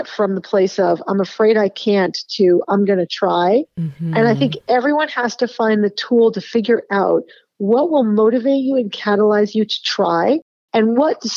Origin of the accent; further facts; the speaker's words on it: Boston, Massachusetts, United States; when I was growing up in Boston